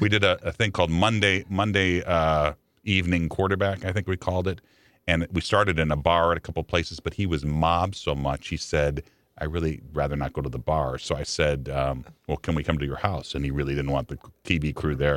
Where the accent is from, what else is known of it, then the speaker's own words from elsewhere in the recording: Chicago, Illinois, United States; now in St. Louis, United States; I grew up in Chicago